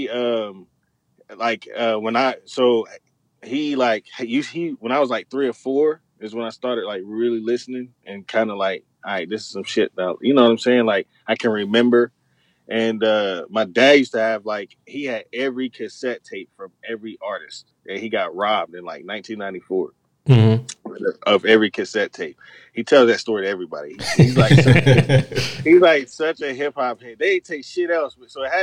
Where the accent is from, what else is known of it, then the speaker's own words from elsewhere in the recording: Chattanooga, Tennessee, United States; moved away as an adult; also born or lived in Spangdahlem, Germany; I'm from Chattanooga, Tennessee